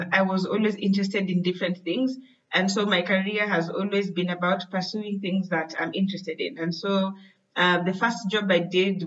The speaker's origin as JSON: {"language": "English", "country": "Kenya", "said": "I am from Kenya"}